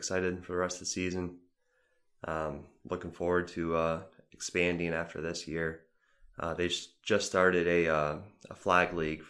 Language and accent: English; Westfield, New York, United States; moved away; I'm from New York